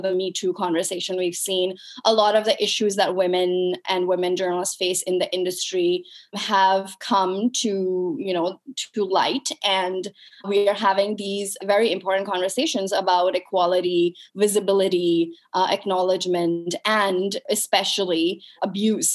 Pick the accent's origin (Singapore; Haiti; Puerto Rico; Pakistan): Pakistan; moved away as an adult; also born or lived in United States; I was brought up and raised in Pakistan